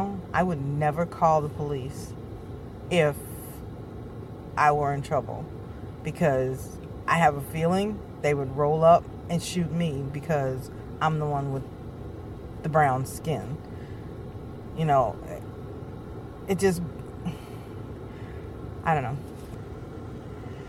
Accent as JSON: {"language": "English", "country": "United States", "tie": "born or raised there", "said": "I was born here, so I am American."}